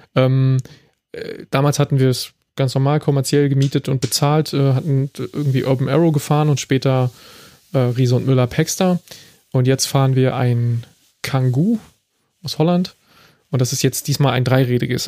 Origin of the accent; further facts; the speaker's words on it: Berlin, Germany; now in Frankfurt, Germany; obwohl ich aus Berlin bin